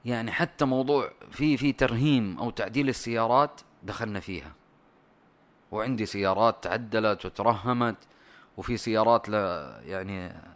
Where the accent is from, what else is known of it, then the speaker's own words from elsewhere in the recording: Saudi Arabia; انا سعودي